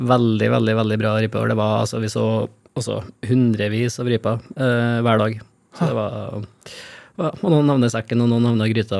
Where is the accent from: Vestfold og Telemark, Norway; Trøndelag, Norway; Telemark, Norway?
Trøndelag, Norway; Steinkjer; på det nye kulturhuset på Steinkjer, der jeg kommer fra